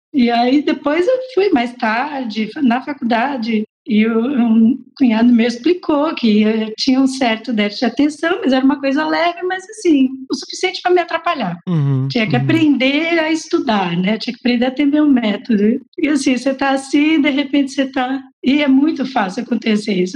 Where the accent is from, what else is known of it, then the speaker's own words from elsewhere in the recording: São Paulo, Brazil; also born or lived in Limeira; Eu sou paulistana, da Zona Norte. Nasci, cresci na Casa Verde